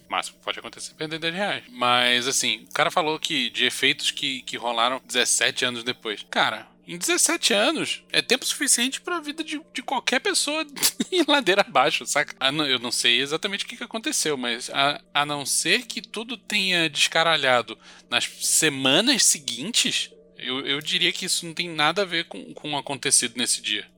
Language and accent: Portuguese; Brazil; somos brasileiros